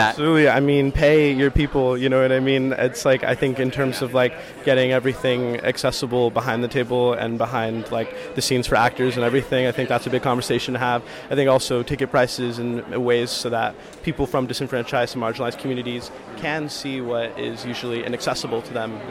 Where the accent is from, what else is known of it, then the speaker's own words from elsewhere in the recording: Palm Springs, California, United States; I'm from Palm Springs, California